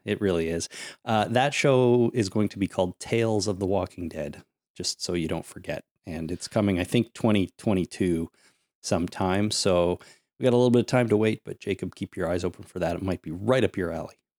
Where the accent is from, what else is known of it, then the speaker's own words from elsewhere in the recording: Canada; I'm also a Canadian. I pay lots of taxes here